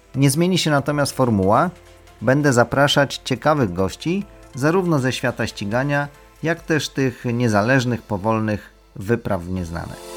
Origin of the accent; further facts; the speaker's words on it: Lublin Voivodeship, Poland; moved away; pochodzimy obydwaj z Lubelszczyzny